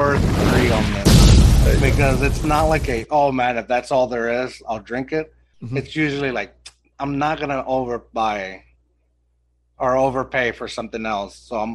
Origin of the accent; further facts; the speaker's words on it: Austin, Texas, United States; So I grew up in Austin